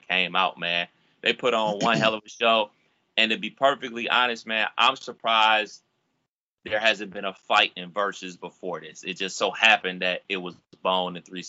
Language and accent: English; Cleveland, Ohio, United States; from my hometown of Cleveland, Ohio